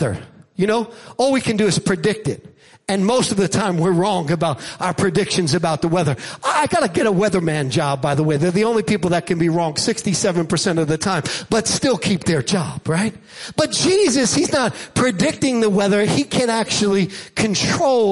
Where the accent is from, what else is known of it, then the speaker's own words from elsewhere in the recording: Jersey Shore, New Jersey, United States; Now, I grew up on the Jersey Shore, near the Jersey Shore.